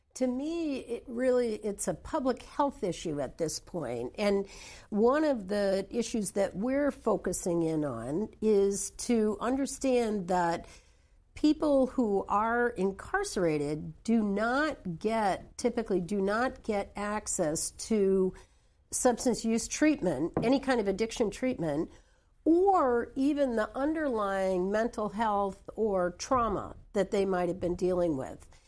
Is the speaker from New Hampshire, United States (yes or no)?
yes; New Hampshire, United States; I come from New Hampshire